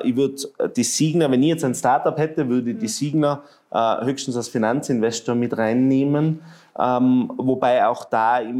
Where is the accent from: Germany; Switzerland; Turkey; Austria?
Austria; Tyrol; Ich glaube, ähm, man muss einmal vor dem René Benko als Tiroler schon den Hut ziehen für das, was er geschafft hat.